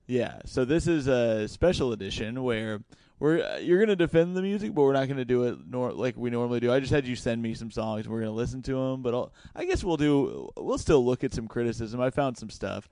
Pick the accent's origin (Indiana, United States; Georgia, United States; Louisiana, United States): Indiana, United States; I'm from Indiana